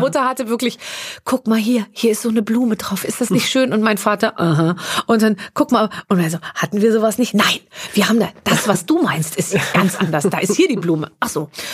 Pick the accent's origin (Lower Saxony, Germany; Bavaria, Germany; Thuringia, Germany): Bavaria, Germany; Munich; ich bin 74 München. geboren in München und wir sind dann äh, äh, in so einen Vorort gezogen, äh, als ich als ich sechs war.